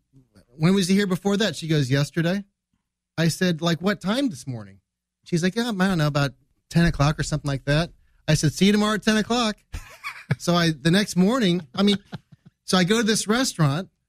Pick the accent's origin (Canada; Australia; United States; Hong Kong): United States; I'm from the United States